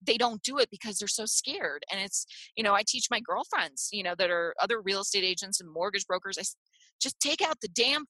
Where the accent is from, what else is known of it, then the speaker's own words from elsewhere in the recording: Clearwater, Florida, United States; also born or lived in Cleveland; now in Naples, United States; I grew up in Clearwater Beach.